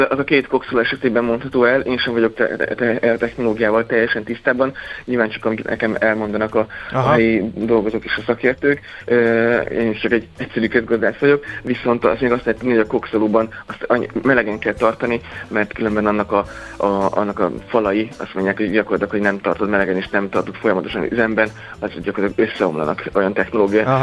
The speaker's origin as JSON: {"language": "Hungarian", "region": "Szeklerland", "country": "Romania", "also_born_or_lived": "Dunaújváros", "said": "mert én székely, székely gyerek vagyok, de Dunajvárosba vetett a sors, hogy nagyon jól éreztem magam."}